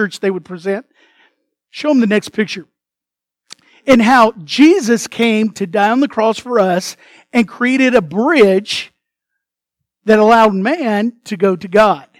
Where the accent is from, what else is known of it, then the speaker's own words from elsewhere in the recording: United States; first language English; I was born in America